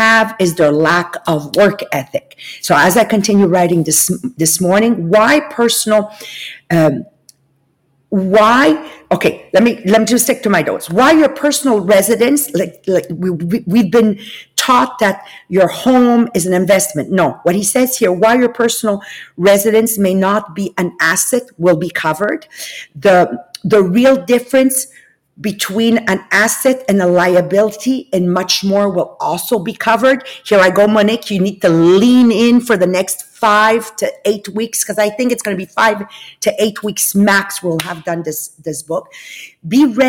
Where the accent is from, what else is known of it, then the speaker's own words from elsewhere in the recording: Italy; moved away; I'm from Italian origins. Actually, I'm actually born in Italy.